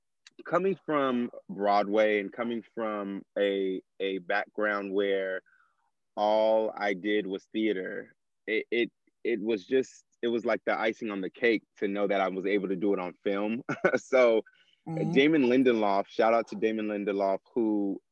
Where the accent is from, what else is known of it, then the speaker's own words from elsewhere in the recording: Nigeria; I'm Nigerian, and community, brotherhood, family is such a big portion of my culture.